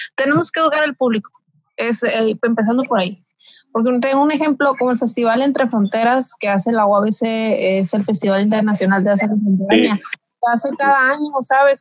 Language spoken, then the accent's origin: Spanish; Mexicali Valley, Baja California, Mexico; yo soy del Valle de Mexicali